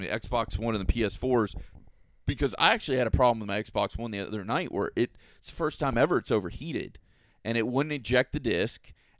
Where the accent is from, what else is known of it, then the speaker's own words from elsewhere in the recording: Florida, United States; I'm a native Floridian too, born and raised